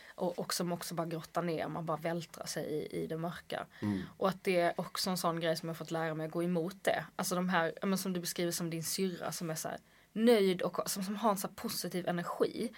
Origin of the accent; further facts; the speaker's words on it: Skåne, Sweden; accent: Scanian; Jag får absolut inte låta skånsk